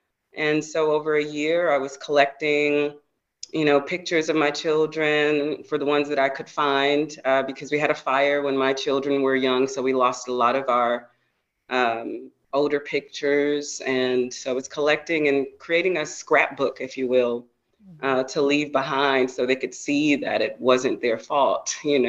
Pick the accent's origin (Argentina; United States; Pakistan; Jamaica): United States; the South; going to church and being a Baptist girl growing up in the South